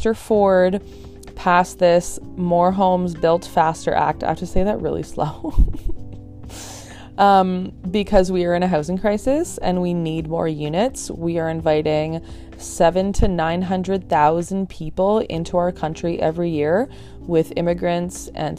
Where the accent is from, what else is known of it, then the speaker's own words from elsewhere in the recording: Burlington, Ontario, Canada; also born or lived in Hamilton; I'm from Burlington